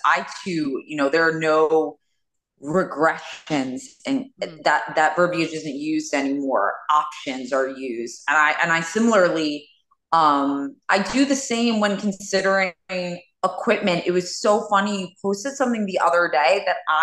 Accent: New York City, New York, United States; born and raised in Queens.

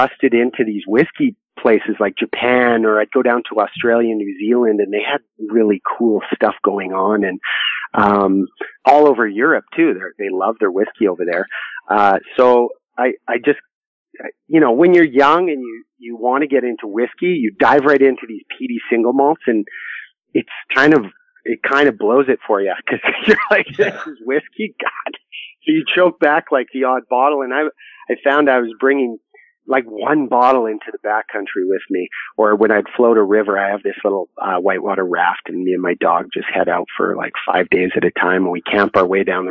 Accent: Canada; I'm from Canada

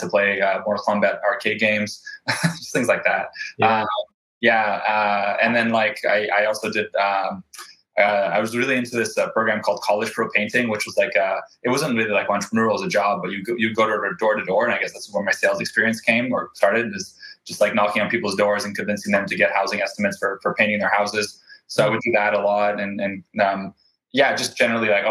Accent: Vancouver, British Columbia, Canada; also born or lived in Krasnoyarsk, Russia / Ofra, Israel; I grew up in Vancouver, lived here my whole life

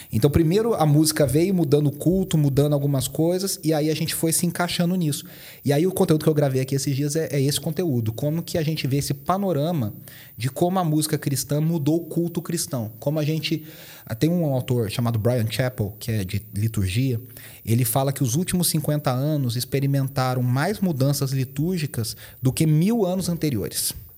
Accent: Poços de Caldas, Minas Gerais, Brazil; accent: mineiro; now in São Paulo, Brazil; Eu sou mineiro, de Poços de Caldas, então meu, meu sotaque vai entregar muito que eu sou mineiro.

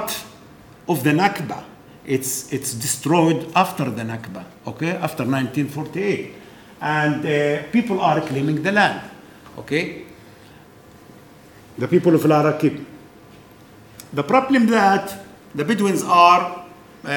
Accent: Israel; I grew up in Israel

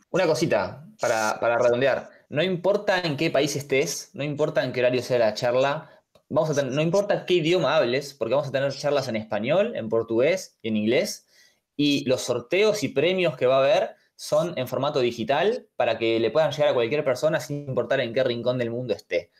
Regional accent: Buenos Aires, Argentina; Soy de Buenos Aires, Argentina

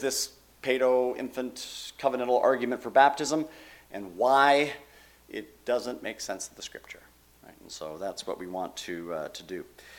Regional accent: Canada; now in United States; When I came down from Canada, it was spelt C-H-I-L-I, and I thought it was North Chile.

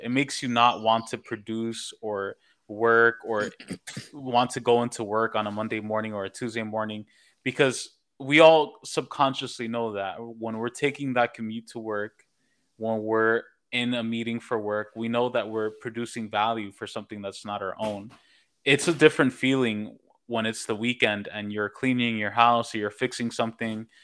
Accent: New York, United States; moved away as an adult; now in Los Angeles, United States; I'm born and raised in New York

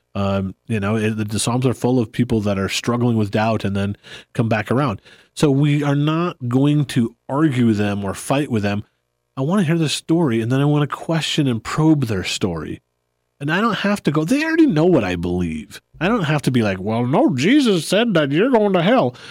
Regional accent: United States; I love being an American

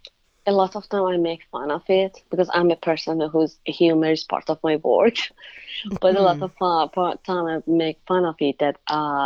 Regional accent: Iran; English is a second language; moved away as an adult; now in United States; I'm from Iran.

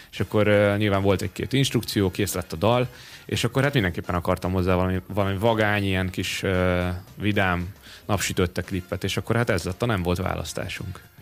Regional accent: Paks, Tolna, Hungary; Én Pakson nőttem fel.

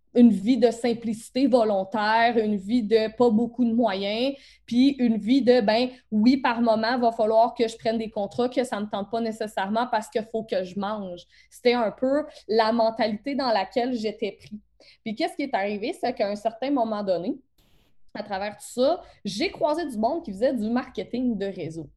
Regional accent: Beauce, Quebec, Canada; accent: Beauce accent; mon accent de la bosse

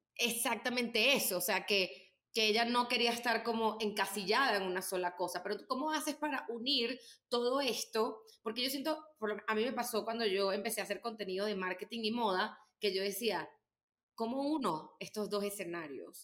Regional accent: Venezuela; now in Mexico; llegamos como unos venezolanos que llegaron ahí

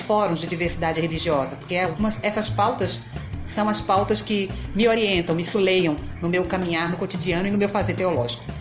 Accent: Recife, Pernambuco, Brazil; now in Olinda, Brazil; sou recifense, pernambucana, portanto, muito orgulho de ser mulher nordestina.

